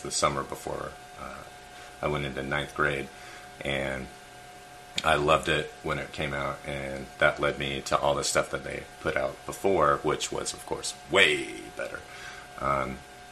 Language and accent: English; Twin Falls, Idaho, United States; I grew up a Mormon in Twin Falls, Idaho, population 30,000